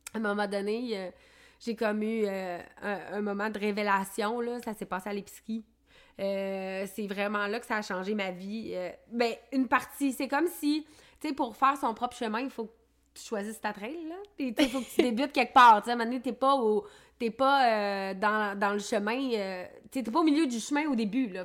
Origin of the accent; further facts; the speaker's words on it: Quebec City, Quebec, Canada; je suis native de Limoilou